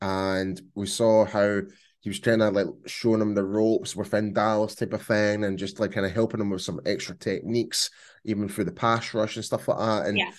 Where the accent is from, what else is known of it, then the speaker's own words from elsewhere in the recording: Scotland, United Kingdom; I'm definitely Scottish, but I can do pull off some different accents as well if you must.